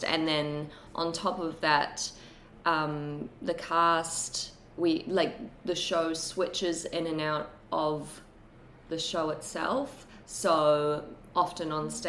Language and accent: English; New Zealand; moved away as an adult; also born or lived in Brisbane, Australia; now in Sydney, Australia; growing up in New Zealand, when I was growing up in New Zealand